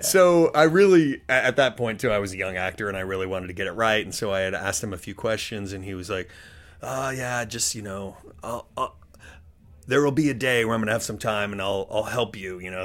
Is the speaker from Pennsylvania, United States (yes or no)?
no; Denver, Colorado, United States; moved away as an adult; now in Los Angeles, United States; I grew up in Denver, Colorado, for the most part